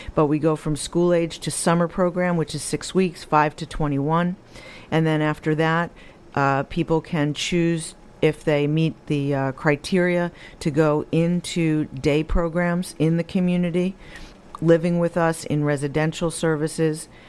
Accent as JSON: {"language": "English", "area": "Rockland County", "region": "New York", "country": "United States", "tie": "born or raised there", "said": "I'm homegrown. I was born and raised in Rockland County"}